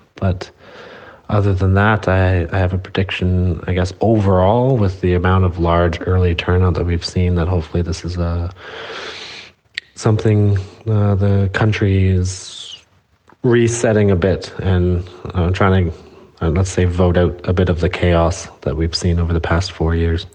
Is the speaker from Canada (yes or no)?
yes; Canada; I'm from Canada